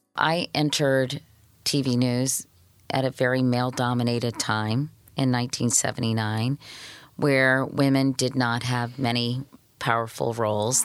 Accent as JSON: {"language": "English", "town": "Arlington", "region": "Virginia", "country": "United States", "tie": "born or raised there", "said": "I grew up in Arlington, Virginia, right outside of Washington, D C, so really a suburb of D C"}